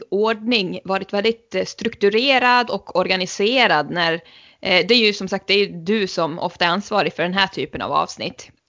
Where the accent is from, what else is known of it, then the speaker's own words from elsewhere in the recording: Sweden; jag tror ju att eh, som svensk så är det nog väldigt många som tänker på det klassiska avslutet i såpan Tre Kronor.